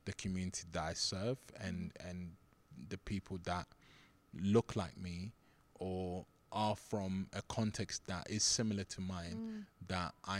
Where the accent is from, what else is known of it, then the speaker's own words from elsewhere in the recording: London, United Kingdom; also born or lived in Nigeria; I grew up in Southeast London